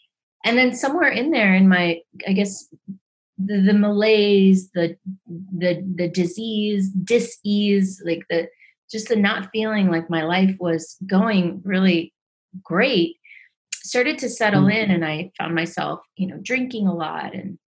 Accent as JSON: {"language": "English", "town": "Medellin", "region": "Antioquia", "country": "Colombia", "tie": "born there", "said": "Well, I was born in Medellin, Colombia."}